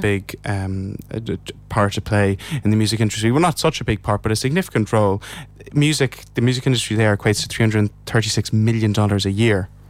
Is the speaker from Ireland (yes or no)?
yes; Ireland; as an Irish person